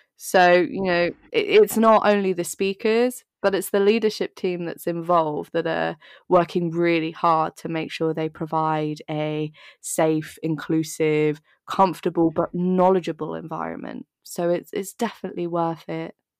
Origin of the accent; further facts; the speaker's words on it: Dorset, South West England, United Kingdom; now in London, United Kingdom; I grew up in Dorset